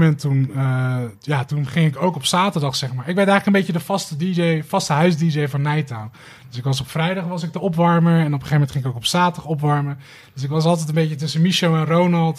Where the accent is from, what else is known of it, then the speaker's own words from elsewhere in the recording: Rotterdam, South Holland, Netherlands; Rotterdam-West. Vlakbij waar ik opgegroeid ben, Schiemond.